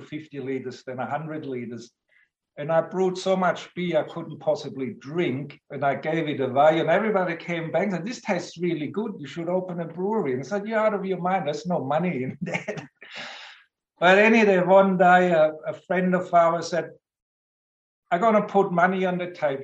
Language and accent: English; Southern Germany near Stuttgart, Baden-Württemberg, Germany; moved away as an adult; now in Australia; Southern Germany near Stuttgart. So I grew up on a lager diet